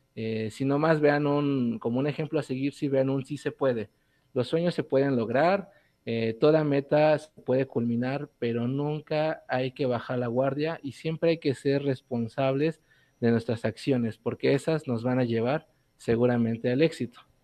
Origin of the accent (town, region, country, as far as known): Puebla, Mexico